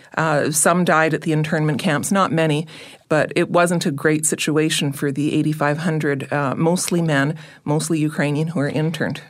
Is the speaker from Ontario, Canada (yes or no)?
yes; Brantford, Ontario, Canada; I'm from Brantford, Ontario